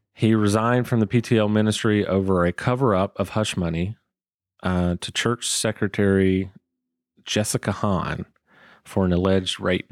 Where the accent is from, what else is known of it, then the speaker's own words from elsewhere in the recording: Waycross, Georgia, United States; moved away as an adult; now in Atlanta, United States; I grew up in Waycross, Georgia